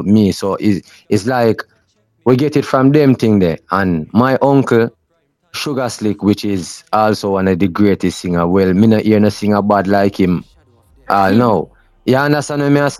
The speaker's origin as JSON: {"language": "English", "town": "Portmore", "country": "Jamaica", "tie": "born or raised there", "also_born_or_lived": "Seaview Gardens, Kingston", "said": "I'm from Seaview, but, you know, I grew up in a Portmore too also"}